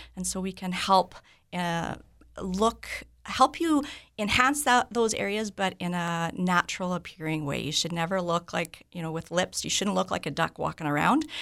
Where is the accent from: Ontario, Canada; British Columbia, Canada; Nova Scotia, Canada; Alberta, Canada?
British Columbia, Canada; Vancouver; moved away as an adult; now in Morden, Canada; I'm originally from Vancouver